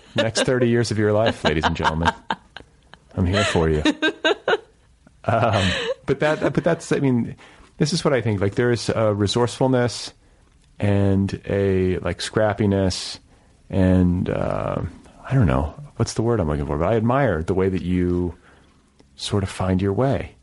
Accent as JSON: {"language": "English", "region": "Midwest", "country": "United States", "tie": "born or raised there", "said": "in my generation, especially growing up in the Midwest"}